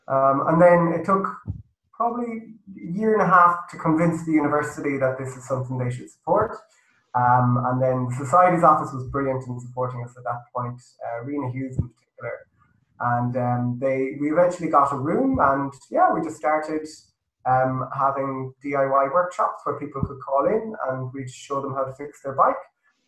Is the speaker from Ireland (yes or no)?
yes; Galway, Connacht, Ireland; Yeah, I am myself.